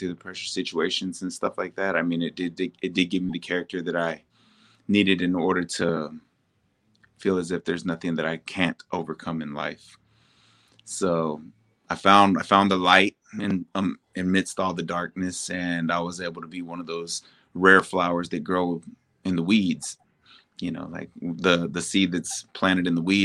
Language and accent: English; San Antonio, Texas, United States; I'm from San Antonio, Texas